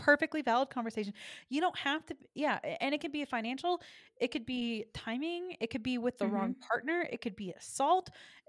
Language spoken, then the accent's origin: English; Texas, United States; I'm from Texas